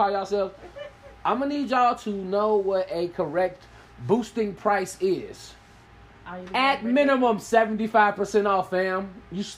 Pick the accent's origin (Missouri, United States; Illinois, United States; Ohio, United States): Illinois, United States; Chicago